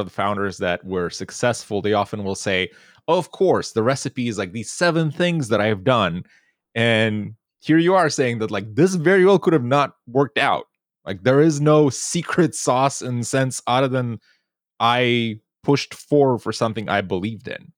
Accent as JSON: {"language": "English", "country": "Moldova", "tie": "born or raised there", "moved": "yes", "said": "growing up in Eastern Europe and back in Moldova"}